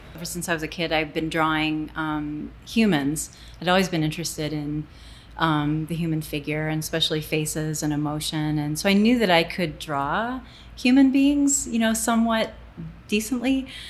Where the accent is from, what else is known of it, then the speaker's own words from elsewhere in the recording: Toledo, Ohio, United States; also born or lived in Fort Knox, Kentucky / Frankfurt, Germany; now in Santa Fe, United States; I basically grew up in um, Toledo